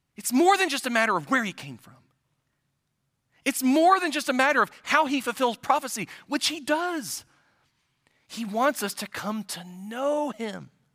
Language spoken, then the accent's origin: English; central Ohio, United States; moved away; a little village in, in the central part of Ohio where I'm originally from